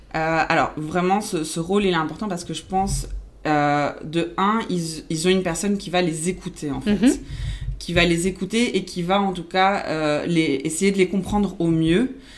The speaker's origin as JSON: {"language": "French", "country": "Belgium", "tie": "born or raised there", "also_born_or_lived": "Argentina / Dubai / Thailand", "first_language": "Spanish", "second_language": "French", "said": "je suis née en Argentine et après j'ai grandi euh, en Belgique mhm. euh, où j'ai fait euh, voilà où j'ai fait mes études. Donc du coup ma langue maternelle c'est l'espagnol"}